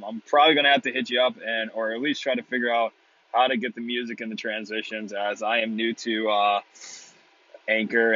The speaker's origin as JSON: {"language": "English", "region": "Michigan", "country": "United States", "moved": "as an adult", "lives_now": "Australia", "said": "Originally, I'm from Michigan, played through the whole AAA system, played college hockey pros, and found myself in Australia"}